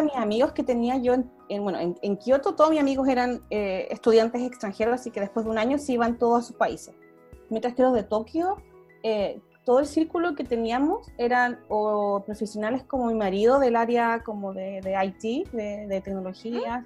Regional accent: Chile; moved away as an adult; also born or lived in Japan; now in Netherlands; soy chilena y hace casi nueve años que vivo en el extranjero

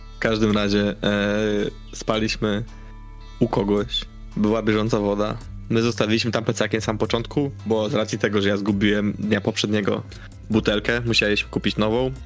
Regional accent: Poland; jesteśmy z Polski

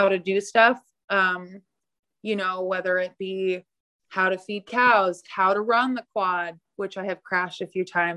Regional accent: Morro Bay, California, United States; also born or lived in Cambria, California; I'm from Morro Bay. It's a little town.

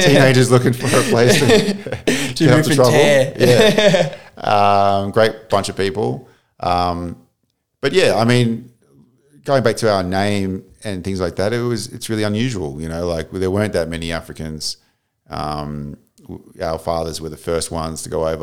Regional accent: Melbourne, Victoria, Australia; moved away; I grew up in Melbourne, Australia.

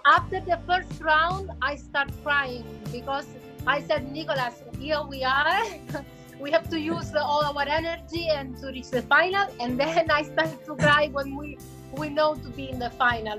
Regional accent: Italy; I'm from Italy

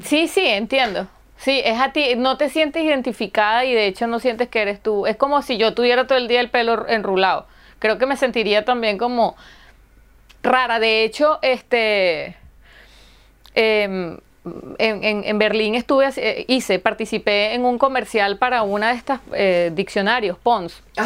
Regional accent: Caracas, Capital District, Venezuela; now in Helsinki, Finland; yo vengo de Caracas

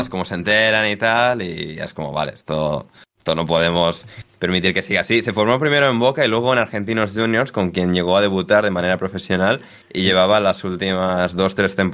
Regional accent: Galicia, Spain; a mi tierra. a ah, bueno, a Galicia.

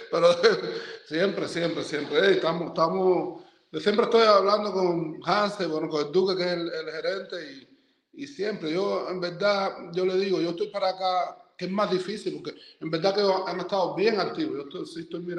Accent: Cuba; los que estamos de lado acá somos cubanos. Somos cubanos que en el momento decidimos venir para acá

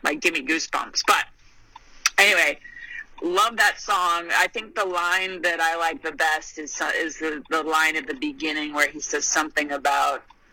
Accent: Bakersfield, California, United States; I am from Bakersfield

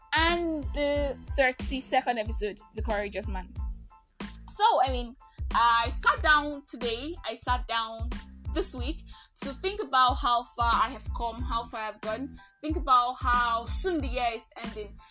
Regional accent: Nigeria; I am that Nigerian Christian talkaholic

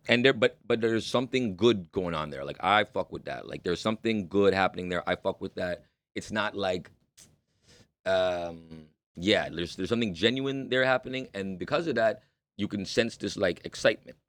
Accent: Toronto, Ontario, Canada; I'm born and raised in Toronto.

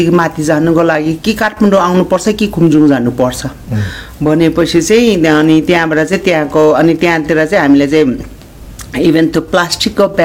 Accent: Solukhumbu, Koshi Province, Nepal; born or raised there; moved away

